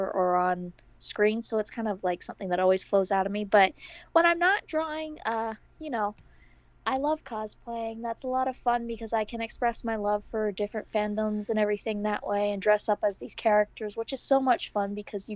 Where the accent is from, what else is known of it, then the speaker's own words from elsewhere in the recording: New York, United States; I'm from New York.